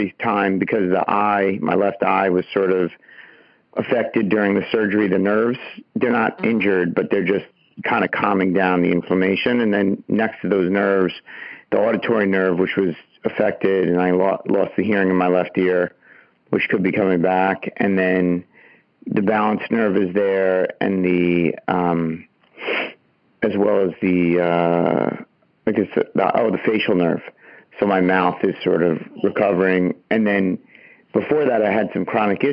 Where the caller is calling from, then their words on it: Long Island, New York, United States; I'm calling from Long Island in New York